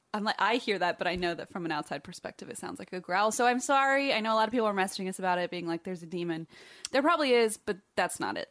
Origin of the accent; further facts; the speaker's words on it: Ohio, United States; moved away; my home state